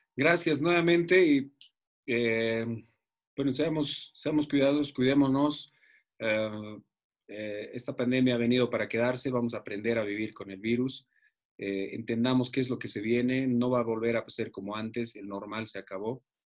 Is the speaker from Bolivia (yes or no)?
yes; Bolivia; Soy un boliviano amante de esta tierra, no me voy a ir nunca de este país